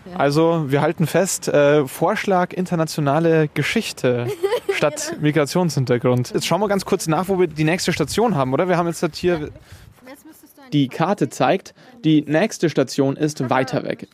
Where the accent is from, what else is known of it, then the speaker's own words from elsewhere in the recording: Munich, Bavaria, Germany; als geborener Münchner